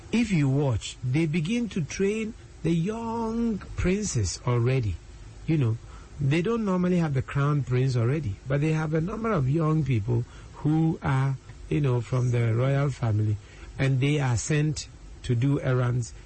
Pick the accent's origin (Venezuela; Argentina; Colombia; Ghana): Ghana; as a Ghanaian